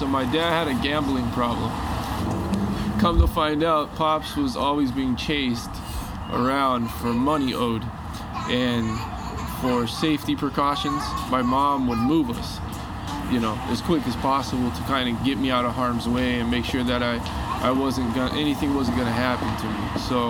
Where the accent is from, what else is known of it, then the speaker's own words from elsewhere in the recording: California, United States; So I grew up all over California, pretty much.